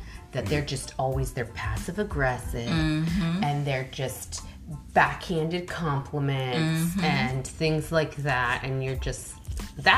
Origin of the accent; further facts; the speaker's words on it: United States; I'm American